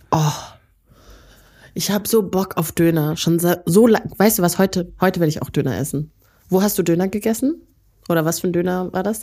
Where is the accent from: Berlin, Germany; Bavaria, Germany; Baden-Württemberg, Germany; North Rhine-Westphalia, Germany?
North Rhine-Westphalia, Germany; Neukirchen-Vluyn; also born or lived in Rwanda; Neukirchenflühen da wo ich aufgewachsen bin.